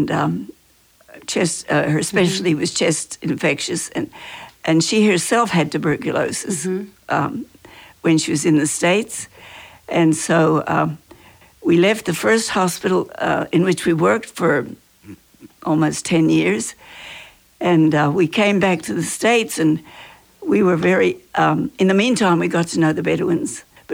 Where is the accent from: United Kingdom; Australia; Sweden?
Australia; moved away; I'm Australian